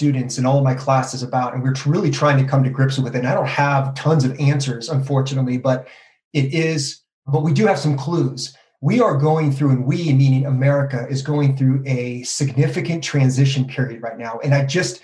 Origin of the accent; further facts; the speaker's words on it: California, United States; moved away as an adult; now in New Mexico, United States; I'm originally from California